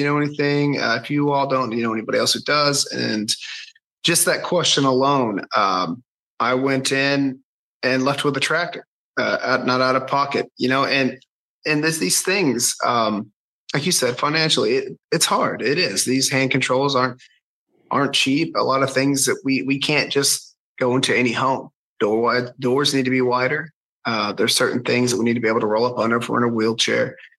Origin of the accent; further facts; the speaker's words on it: the South, United States; So I grew up in the South.